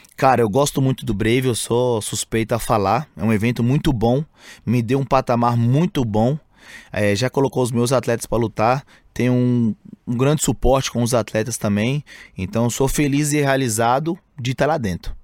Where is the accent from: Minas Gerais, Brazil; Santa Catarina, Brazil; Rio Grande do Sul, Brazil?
Minas Gerais, Brazil; Montes Claros; moved away as an adult; now in São Paulo, Brazil; Eu saí de Montes Claros, né? Uma cidade pacata, interior de Minas